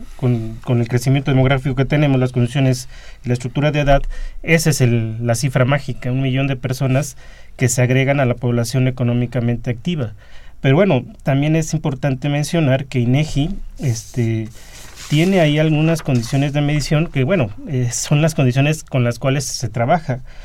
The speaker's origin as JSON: {"language": "Spanish", "country": "Mexico"}